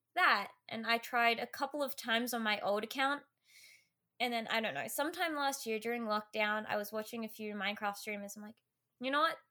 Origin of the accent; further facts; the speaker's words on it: Australia; I'm an Australian small streamer